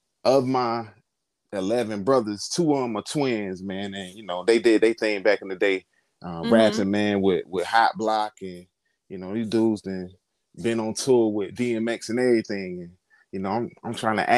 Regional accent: Durham, North Carolina, United States; now in Gainesville, United States; I'm from North Carolina, more specifically, the Bull City, Durham, North Carolina

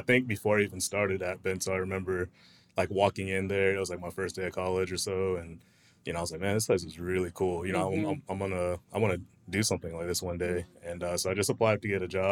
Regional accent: Winter Haven, Florida, United States; I grew up in, born and raised in Florida. Mm-hmm. Winter Haven's about an hour away near Legoland

